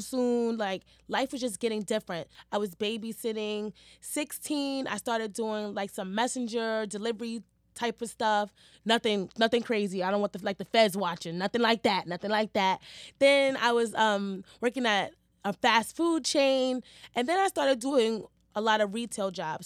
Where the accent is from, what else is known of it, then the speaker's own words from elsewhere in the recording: New York City, New York, United States; also born or lived in Harlem; Growing up in Hell's Kitchen, I feel like molded me to be the person that I am today